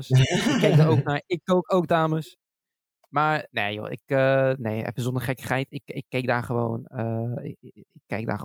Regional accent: Morocco; Ik ben zelf Marokkaans. En ik, eh, dagelijks eet ik Marokkaans.

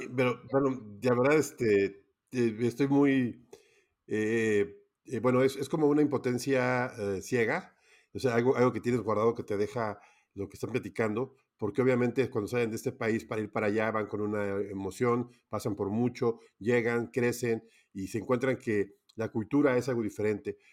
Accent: Mexico; aquí en México, que soy en parte de México

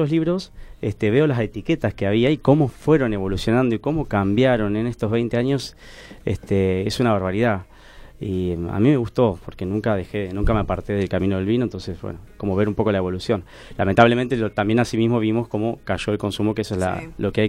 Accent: Tandil, Buenos Aires Province, Argentina; moved away as an adult; a los 18 años, eh, fácil. Entré a trabajar, vine de Tandil con, con nada, como vienen muchos del interior, a, estudiar pero a estudiar y trabajar primero

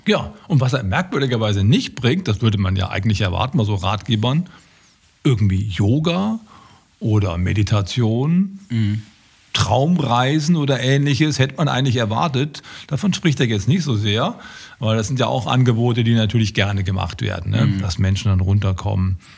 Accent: Düsseldorf, North Rhine-Westphalia, Germany; als Düsseldorfer

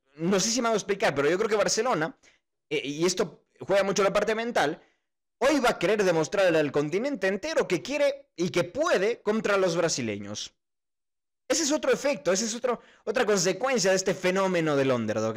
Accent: Ecuador; uno como ecuatoriano, la verdad es que sí siente al equipo ecuatoriano

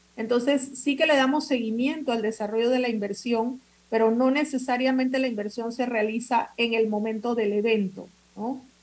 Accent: Panama

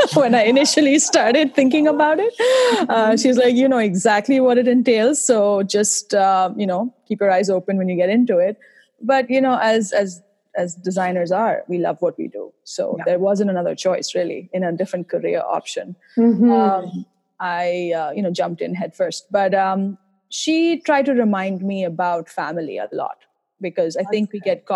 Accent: India; now in Boston, United States; I'm originally from India, as you might be able to tell from my accent.

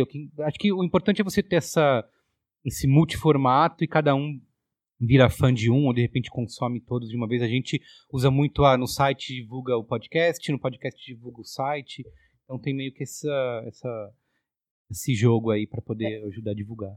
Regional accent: Barbacena, Minas Gerais, Brazil; moved away; quando eu era jovem lá em Barbacena

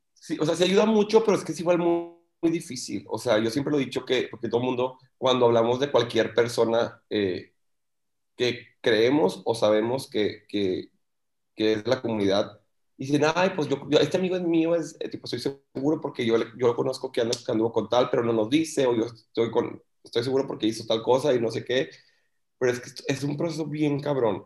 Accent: Monterrey, Nuevo León, Mexico; yo soy de Monterrey, pero vivo en Monterrey

